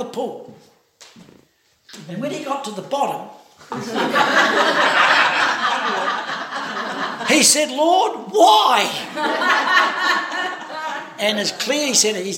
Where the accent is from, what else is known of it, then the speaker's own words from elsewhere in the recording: New Zealand; I'm from New Zealand